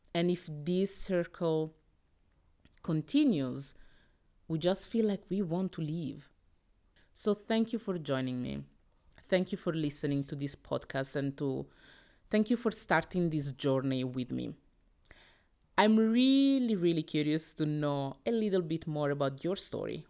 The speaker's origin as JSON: {"language": "English", "country": "Italy", "tie": "born or raised there", "said": "I was born in Italy, that my parents came from the D R C, from Congo, in the eighties and the seventies"}